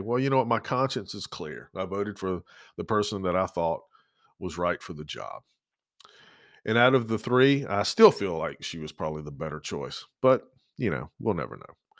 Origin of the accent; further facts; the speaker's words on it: Georgia, United States; now in Lynchburg, United States; growing up in Georgia and growing up on the coast